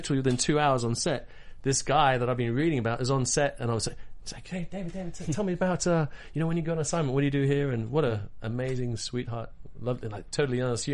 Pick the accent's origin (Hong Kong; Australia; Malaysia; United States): Hong Kong; moved away; I grew up in Hong Kong as a kid, so I speak Cantonese